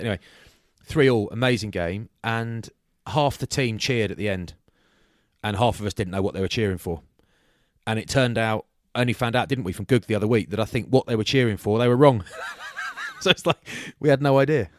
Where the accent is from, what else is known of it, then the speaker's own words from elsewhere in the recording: Bath, South West England, United Kingdom; I'm from Bath